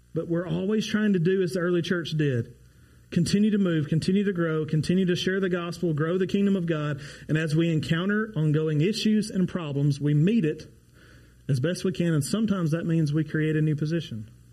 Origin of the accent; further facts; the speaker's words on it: Ardmore, Oklahoma, United States; go back to my hometown of Ardmore